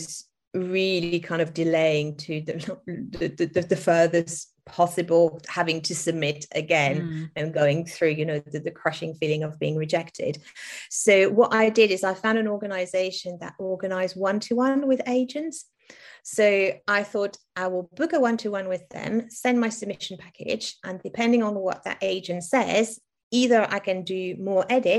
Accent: France; English is a second language; moved away; I was born and raised in France, primary school in France

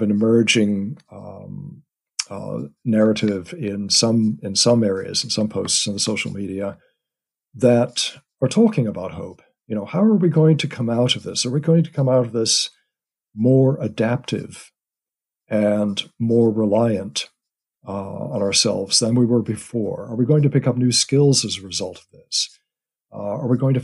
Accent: United States; moved away; My family is, as you can tell from my accent, over in the U.S.

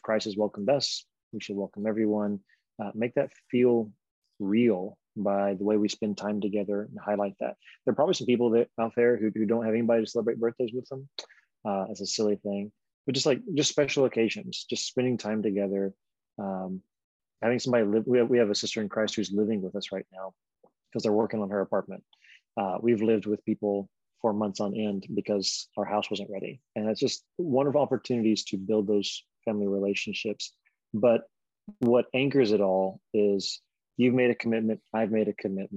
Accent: Alabama, United States; now in Philadelphia, United States; I'm from Alabama, but I'm in Philadelphia.

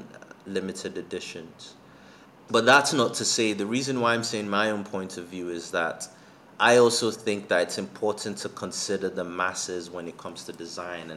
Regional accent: Lagos, Nigeria; also born or lived in Zambia; growing up in Lagos and even in Zambia

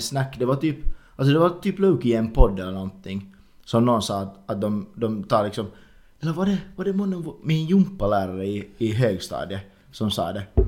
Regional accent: Ingå, Uusimaa, Finland; Hemma så har vi liksom hemma i Ingo

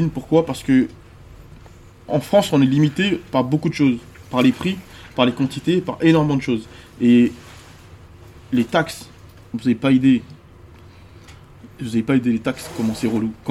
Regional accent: Côte d’Ivoire; moved away; Parce que moi j'ai quitté la Côte d'Ivoire pendant la guerre. Et je suis jamais retourné depuis.

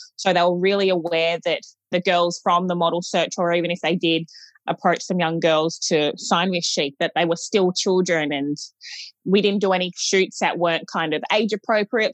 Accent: Gold Coast, Queensland, Australia; I'm from the Gold Coast

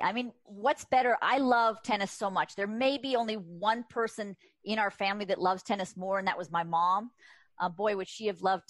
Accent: Rolling Hills Estates, California, United States; I was born and raised in Rolling Hills Estate, which is the town over. And so 5 minutes away, you're correct. I haven't moved far.

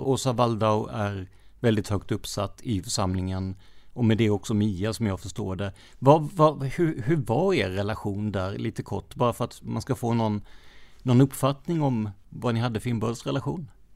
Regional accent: Rödeby, Blekinge, Sweden; Jag är uppväxt i Rödeby

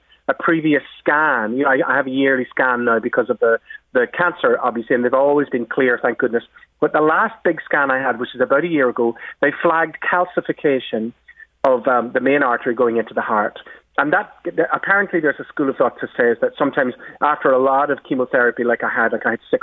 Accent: Belfast, Northern Ireland, United Kingdom; when I was a little kid growing up on the Falls Road in West Belfast, where I grew up

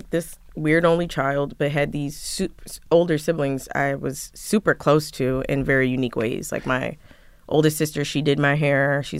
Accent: Philadelphia, Pennsylvania, United States; So in Philly, I grew up in Philly and like, I just went to, you know, regular old public school.

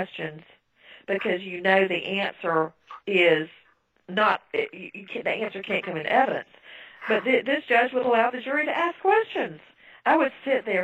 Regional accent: United States; I'm an American.

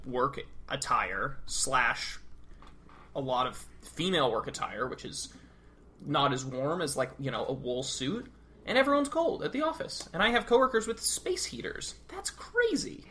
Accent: New England, United States; now in Arlington, United States; I'm from New England

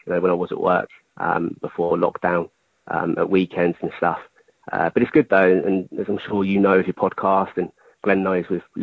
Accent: Netley, South East England, United Kingdom; I grew up in Netley.

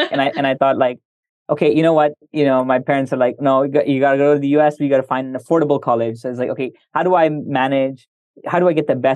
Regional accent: India; And I'm I'm I'm Indian. I've I've been in Indonesia. I'm comfortable with the U.S.

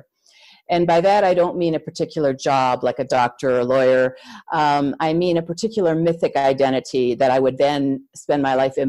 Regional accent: Midwest, United States; moved away as an adult; also born or lived in Chicago area / Santa Fe area; I grew up in the Midwest, USA, in a smallish town, kind of outside town.

